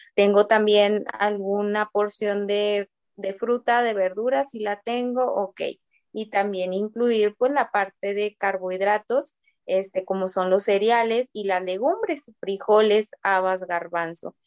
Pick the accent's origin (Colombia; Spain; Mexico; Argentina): Mexico; yo siendo mexicana